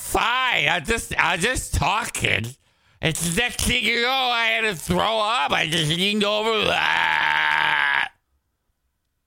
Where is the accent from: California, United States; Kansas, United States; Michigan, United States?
Michigan, United States; Detroit; now in West Michigan, United States; I grew up in Detroit